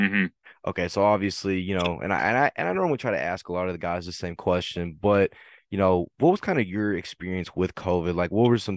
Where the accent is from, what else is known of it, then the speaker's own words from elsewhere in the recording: Fort Worth, Texas, United States; I'm actually from Fort Worth